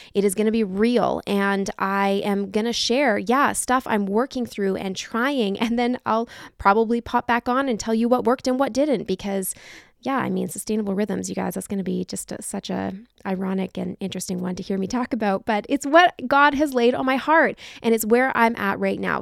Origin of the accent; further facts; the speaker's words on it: Canada; We're from Canada